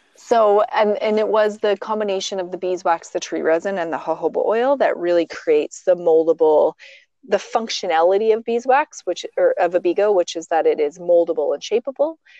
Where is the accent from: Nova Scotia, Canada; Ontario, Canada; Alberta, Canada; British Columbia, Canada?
Alberta, Canada; Olds; also born or lived in Calgary; originally I'm actually from Alberta. I grew up in oh, the okay. prairies. I grew up in many communities, primarily olds, and then moved to Calgary in my, you know, late